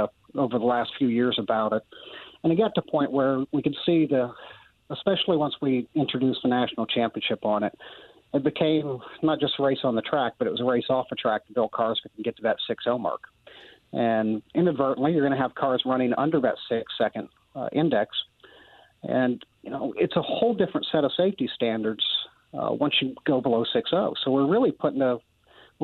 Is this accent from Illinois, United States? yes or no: yes; Illinois, United States; I grew up in Illinois